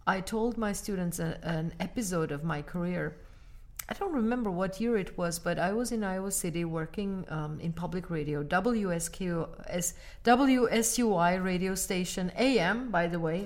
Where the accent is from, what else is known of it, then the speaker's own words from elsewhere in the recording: Armenia; now in United States; Armenia, my home country